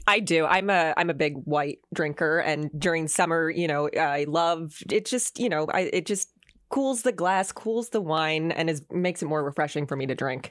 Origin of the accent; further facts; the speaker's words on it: Kansas City, United States; now in Loveland, United States; I'm from Kansas City